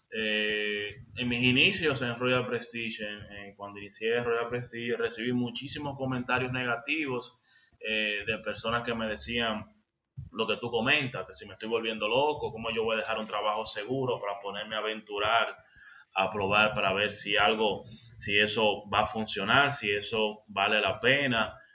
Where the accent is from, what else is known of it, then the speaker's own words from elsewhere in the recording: Dominican Republic; nosotros los dominicanos